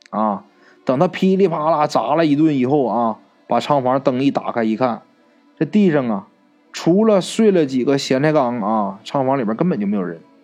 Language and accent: Chinese; Northeast China, China; 在我们东北老家